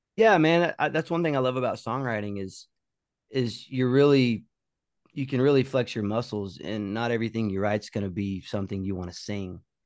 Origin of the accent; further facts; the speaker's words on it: Oklahoma, United States; moved away as an adult; also born or lived in Colorado; now in Nashville, United States; growing up in Oklahoma